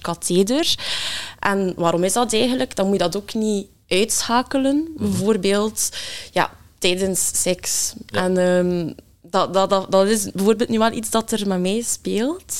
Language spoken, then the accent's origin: Dutch; Ghent, Flanders, Belgium; ik ben afkomstig uit Gent